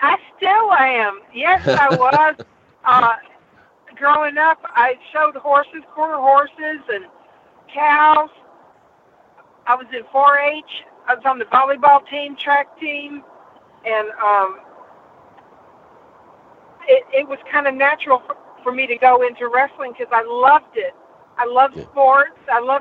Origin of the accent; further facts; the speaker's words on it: Bossier City, Louisiana, United States; also born or lived in Benton, Louisiana; I really grew up in Louisiana.